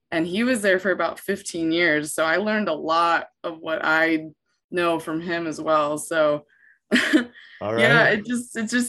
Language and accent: English; Hershey, Pennsylvania, United States; moved away as an adult; also born or lived in Florida; I grew up around Hershey, PA, like just 2 miles from there